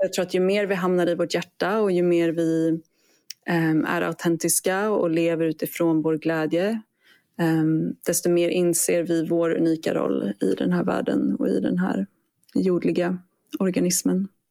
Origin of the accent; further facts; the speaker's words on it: Sweden; now in Australia; jag är svensk